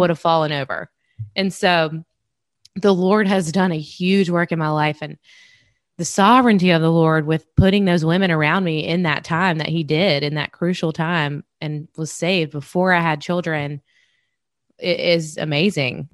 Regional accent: South Carolina, United States; grown up in South Carolina with my family

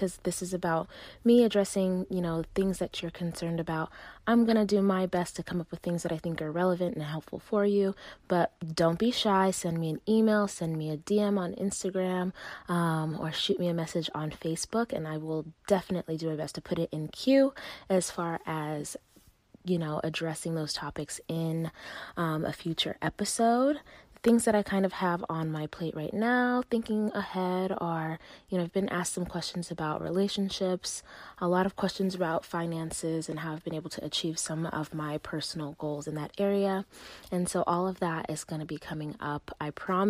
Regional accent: Las Vegas, Nevada, United States; also born or lived in Uganda; I was born in Uganda and raised in Las Vegas

